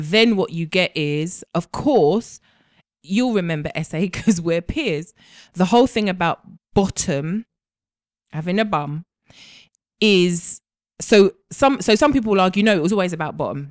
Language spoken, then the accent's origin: English; Jamaica; I'm Jamaican